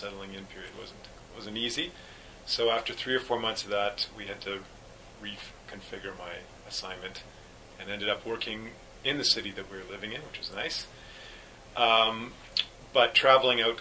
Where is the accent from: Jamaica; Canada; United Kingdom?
Canada; Winnipeg, Manitoba; also born or lived in Bolivia; I'm also from Winnipeg.